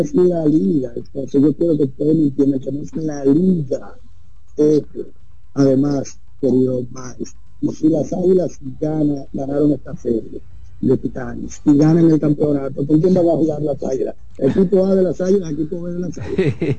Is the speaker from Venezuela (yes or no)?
no; Dominican Republic; somos dominicanos